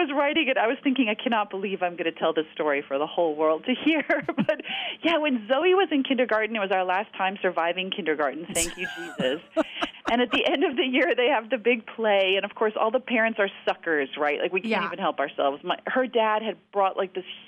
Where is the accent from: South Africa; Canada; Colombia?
South Africa; I grew up in South Africa.